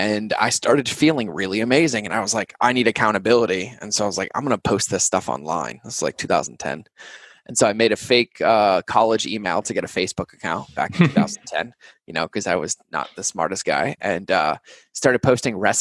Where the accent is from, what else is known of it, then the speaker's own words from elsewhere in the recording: New England, United States; I grew up in New England